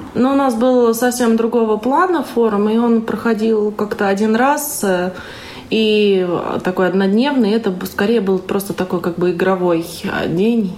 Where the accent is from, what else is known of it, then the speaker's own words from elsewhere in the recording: Voronezh, Voronezh Oblast, Russia; я из Воронежа.